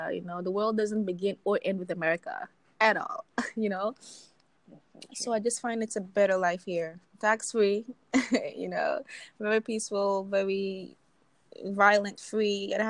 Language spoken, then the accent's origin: English; Jacksonville, Florida, United States; moved away as an adult; also born or lived in Belize; now in Qatar; I frequent Jacksonville, which is where I grew up. And I'm originally from Belize.